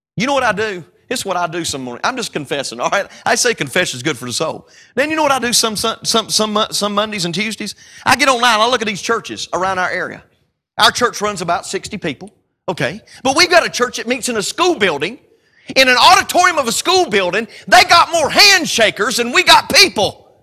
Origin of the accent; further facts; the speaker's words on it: North Carolina, United States; We call tomatoes or tomatoes maters in North Carolina